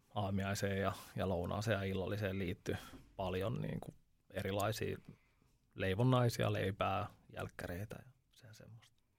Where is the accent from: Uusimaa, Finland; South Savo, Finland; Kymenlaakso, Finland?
Uusimaa, Finland; Veikkola; also born or lived in Upinniemi; Mä oon Veikkolasta